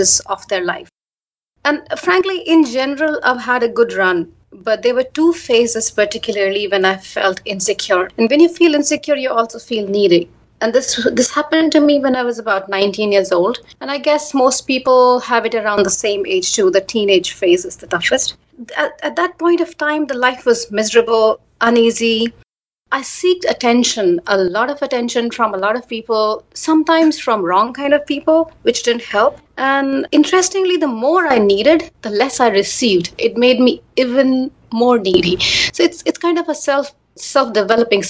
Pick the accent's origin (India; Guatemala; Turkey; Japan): India; moved away as an adult; also born or lived in United States / Washington, D.C.; now in Singapore; I was born in India a very long time ago, and I lived there until my early 20s